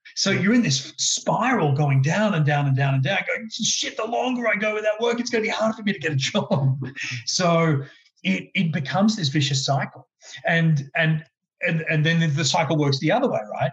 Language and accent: English; Brisbane, Queensland, Australia; as a kid growing up in Brisbane